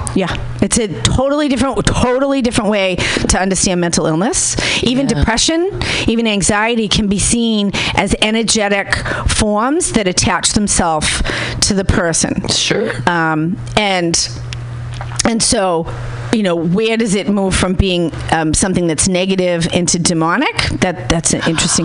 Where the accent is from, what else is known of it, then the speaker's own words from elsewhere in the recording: Boston, Massachusetts, United States; I'm from Boston